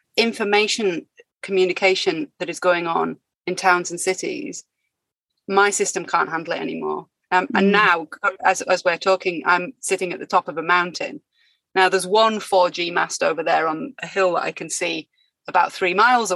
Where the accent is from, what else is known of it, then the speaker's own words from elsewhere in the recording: United Kingdom; moved away as an adult; now in France; my home country